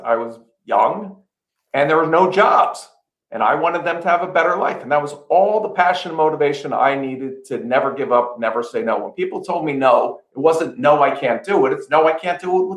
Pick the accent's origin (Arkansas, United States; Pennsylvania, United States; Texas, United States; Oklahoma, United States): Pennsylvania, United States; Philadelphia; growing up in Philadelphia in a row house